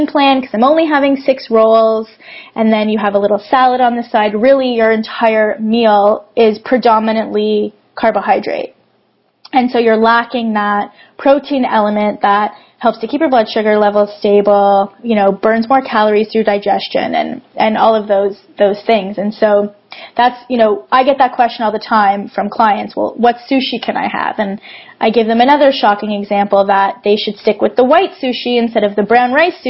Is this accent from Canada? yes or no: yes; Toronto, Ontario, Canada; I'm actually from Toronto